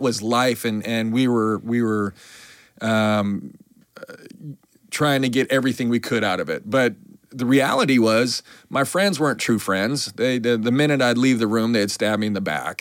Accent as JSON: {"language": "English", "town": "Billings", "region": "Montana", "country": "United States", "tie": "born or raised there", "also_born_or_lived": "New York / Fort Lauderdale / New Orleans", "moved": "as an adult", "said": "I grew up in Billings, Montana"}